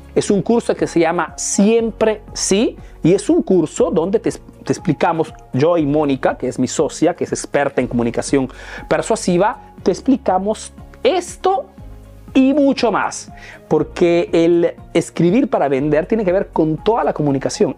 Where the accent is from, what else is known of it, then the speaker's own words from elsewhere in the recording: Peru; now in Italy; soy un emprendedor peruano que vive hace años en Italia, en Europa